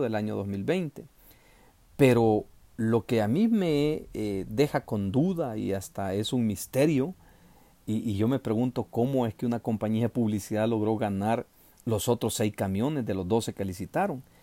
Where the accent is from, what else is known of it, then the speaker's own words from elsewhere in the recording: El Salvador; los salvadoreños tenemos que presionar